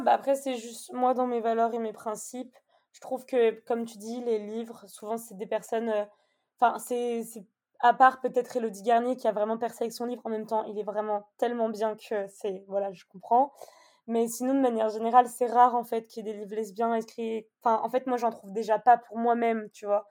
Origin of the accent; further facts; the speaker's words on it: Annecy, Auvergne-Rhône-Alpes, France; moved away as an adult; now in Bordeaux, France; je viens d'Annecy. je suis née à Annecy et j'ai mhm. déménagé à Bordeaux maintenant.